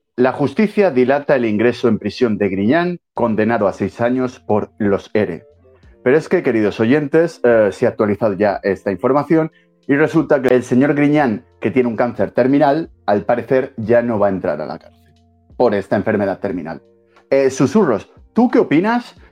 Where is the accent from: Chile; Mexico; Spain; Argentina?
Spain; esto es España y somos españoles